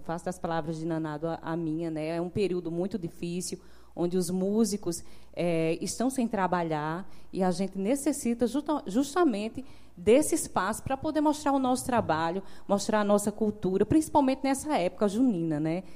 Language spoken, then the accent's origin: Portuguese; João Pessoa, Paraíba, Brazil; moved away as an adult; also born or lived in Santa Rita; now in Monteiro, Brazil; eu nasci e me criei em João Pessoa